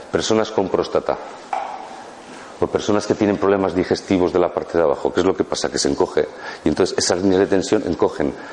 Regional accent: Basque Country, Spain; now in Málaga, Spain; yo vengo del País Vasco, de los equipos ciclistas y todo eso

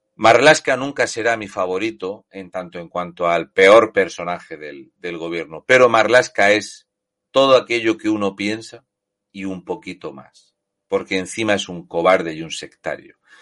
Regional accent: Region of Murcia, Spain; Lo de murciano es porque básicamente soy de Murcia

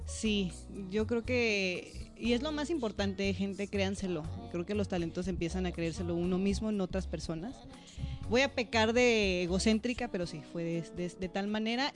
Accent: León, Guanajuato, Mexico; moved away as an adult; also born or lived in United States; soy orgullosamente guanajuatense. Soy originaria de León, Guanajuato.

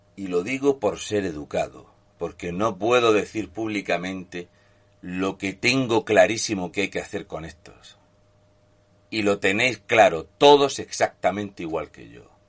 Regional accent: Spain; somos los españoles

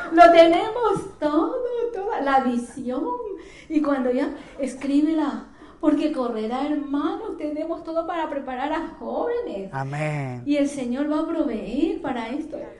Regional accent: Ecuador; moved away as an adult; now in Spain; yo soy de Ecuador, de Ecuador

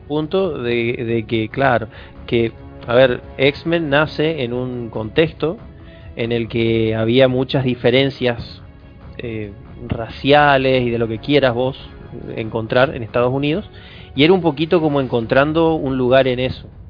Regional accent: interior of Chaco, Argentina; yo soy del interior del Chaco

